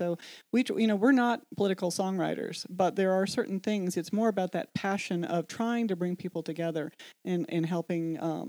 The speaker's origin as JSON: {"language": "English", "region": "Colorado", "country": "United States", "tie": "born or raised there", "also_born_or_lived": "North Carolina", "moved": "as an adult", "said": "for me, growing up in Colorado, I always kind of had this privileged mindset."}